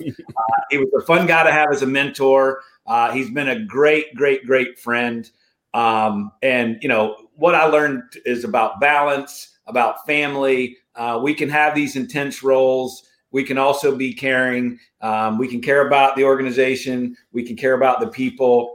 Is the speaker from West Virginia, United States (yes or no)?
yes; Morgantown, West Virginia, United States; growing up in Morgantown, West Virginia